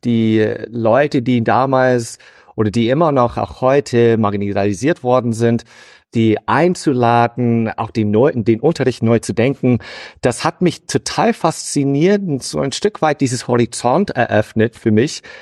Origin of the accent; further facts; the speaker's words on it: United States; German is a second language; moved away as an adult; also born or lived in Hannover, Germany; now in Dortmund, Germany; Ich bin gebürtiger Amerikaner